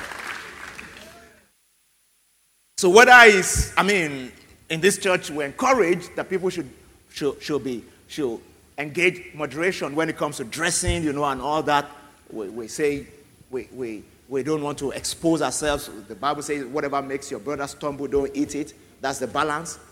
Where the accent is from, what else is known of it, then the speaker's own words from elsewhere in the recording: Nigeria; as a Nigerian